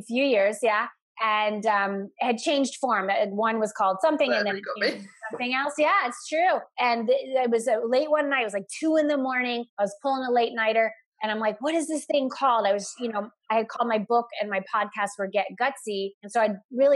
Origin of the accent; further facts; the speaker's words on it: Florida, United States; I grew up in Florida